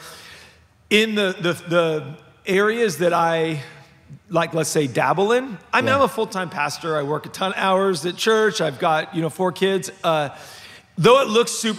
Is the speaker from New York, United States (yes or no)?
no; Los Angeles, California, United States; So I was raised in Los Angeles. I was like the definition of a city kid